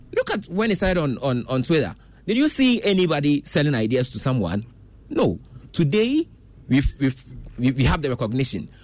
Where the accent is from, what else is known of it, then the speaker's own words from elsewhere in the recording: Ghana; As a Ghanaian